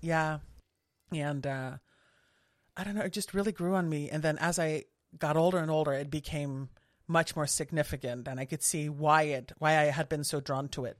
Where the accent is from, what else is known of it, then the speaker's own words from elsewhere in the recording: southern Netherlands, Netherlands; I grew up in the Netherlands, in the south of the Netherlands